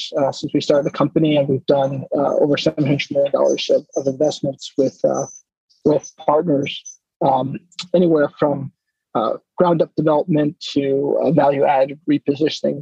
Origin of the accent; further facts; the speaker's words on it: East Coast, United States; I grew up in the East Coast